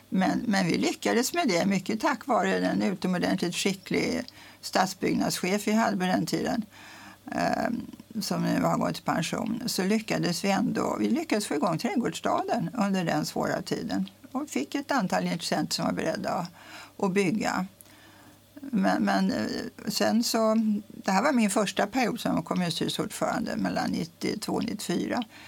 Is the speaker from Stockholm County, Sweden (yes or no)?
yes; Stockholm, Stockholm County, Sweden; also born or lived in Mexico; now in Tyresö, Sweden; jag var uppvuxen i stan, i Stockholm, på Lilla Essingen